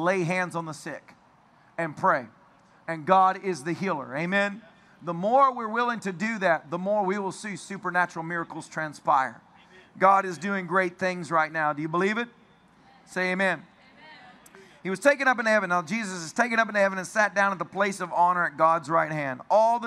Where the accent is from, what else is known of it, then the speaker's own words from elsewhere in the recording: Tennessee, United States; I'm from Tennessee